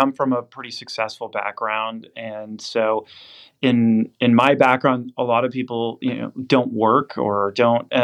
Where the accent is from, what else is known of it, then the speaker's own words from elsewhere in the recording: the Bay Area, California, United States; moved away as an adult; also born or lived in Princeton / Oxford / New York; I grew up in the Bay Area